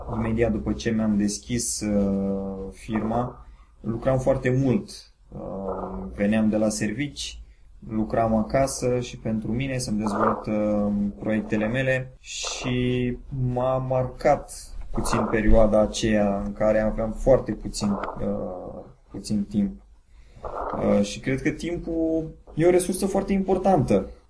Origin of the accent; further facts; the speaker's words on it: Bacău, Bacău County, Romania; am 35 de ani, sunt din Bacău